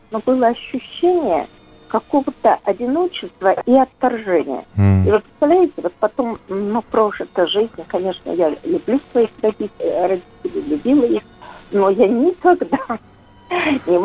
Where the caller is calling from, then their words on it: Yaroslavl, Yaroslavl Oblast, Russia; Мне 80 лет, я из Ярославля. Я родилась в 41 году, 31 мая.